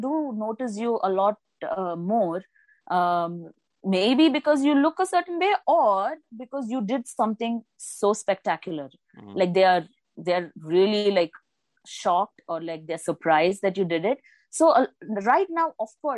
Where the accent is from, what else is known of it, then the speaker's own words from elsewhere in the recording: Bengaluru, Karnataka, India; also born or lived in Kerala; I was born and raised in Bengaluru, but my native is Kerala